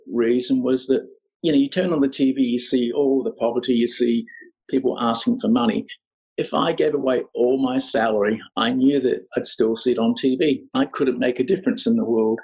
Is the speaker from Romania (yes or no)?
no; Australia; moved away as an adult; also born or lived in Scotland / Sydney / Los Angeles; now in Cambodia; Born in Scotland, yeah. I, uh, my family emigrated when I was five years old, so I grew up in in Australia.